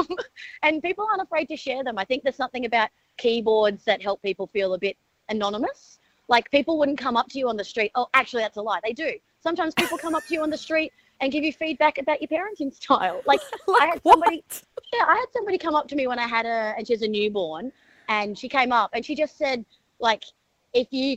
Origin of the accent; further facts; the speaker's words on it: Darwin, Northern Territory, Australia; we're from Darwin